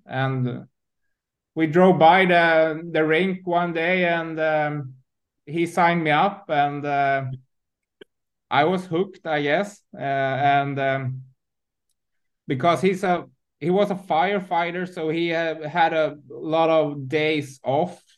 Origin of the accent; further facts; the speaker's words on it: Huddinge, Stockholm County, Sweden; I'm from Stockholm, born and raised in in um, Stockholm, uh, in Huddinge, uh, in the south southern part of um, Stockholm